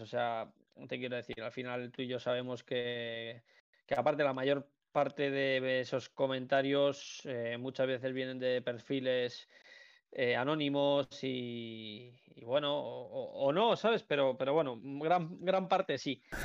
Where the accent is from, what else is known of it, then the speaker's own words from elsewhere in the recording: Alcobendas, Community of Madrid, Spain; yo es que soy de Alcobendas, además. Entonces, yo he estado en varios colegios, tengo muchísimos amigos por la zona